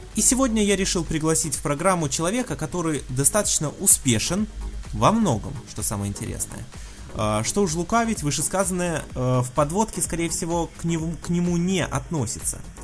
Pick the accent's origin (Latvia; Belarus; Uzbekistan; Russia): Belarus; ты из Беларуси, в общем-то, как и я